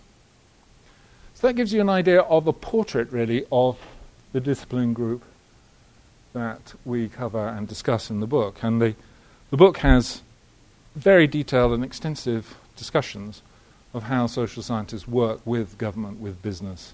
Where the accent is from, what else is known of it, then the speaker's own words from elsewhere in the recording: Halifax, Yorkshire and the Humber, United Kingdom; I was born in Halifax